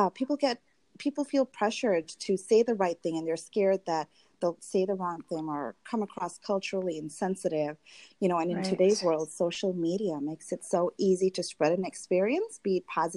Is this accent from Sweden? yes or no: no; Tanzania; moved away as an adult; now in United States; I grew up in Tanzania